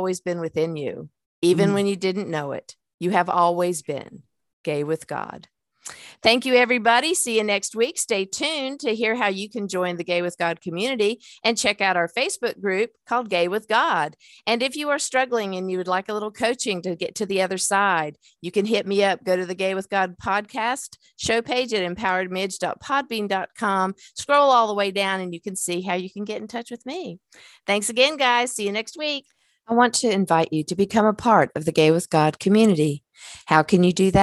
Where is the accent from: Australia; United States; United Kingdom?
United States; the South; we're from the South